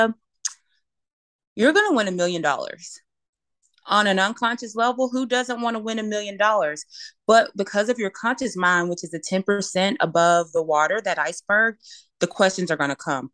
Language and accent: English; Alabama, United States; I'm a girl born and raised in Alabama. We're Southern